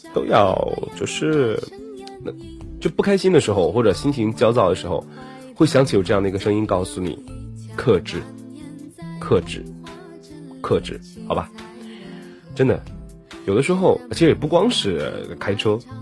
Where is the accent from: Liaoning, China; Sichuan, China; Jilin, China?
Liaoning, China; Dalian; 我的家乡大连